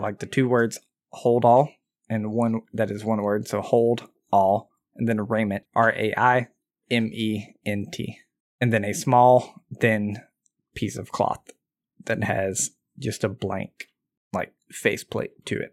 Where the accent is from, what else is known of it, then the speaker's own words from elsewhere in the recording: Southern, United States; accent: Southern; That's my Southern accent.